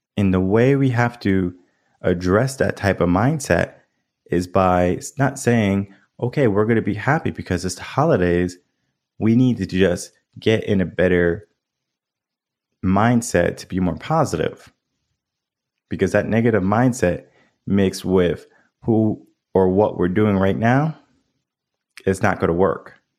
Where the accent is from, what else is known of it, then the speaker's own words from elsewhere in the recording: Connecticut, United States; now in Austin, United States; I grew up in Connecticut. The dynamics from where I live now in Austin, Texas to Connecticut, night and day different